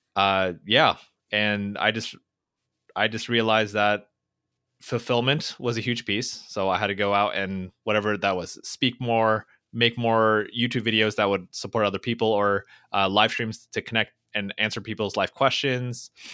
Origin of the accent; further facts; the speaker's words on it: Fountain Valley, California, United States; I grew up in Orange County, California, uh, in this tiny little town called Fountain Valley